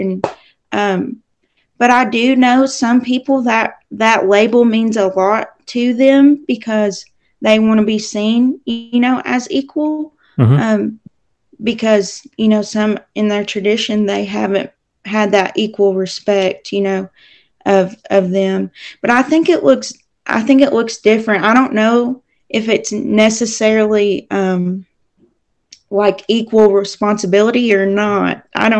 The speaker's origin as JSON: {"language": "English", "region": "Tennessee", "country": "United States", "tie": "born or raised there", "also_born_or_lived": "Oklahoma / Kentucky / New Mexico / Arkansas", "said": "I was born in Oklahoma, lived in Kentucky a few years of my life, lived in Tennessee most of my life. Had to move to New Mexico my junior year of high school."}